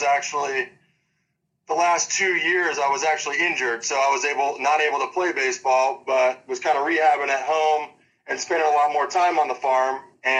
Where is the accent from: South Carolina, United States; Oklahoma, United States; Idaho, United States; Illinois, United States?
Illinois, United States; Monee; I'm actually from Moni, Illinois, yes.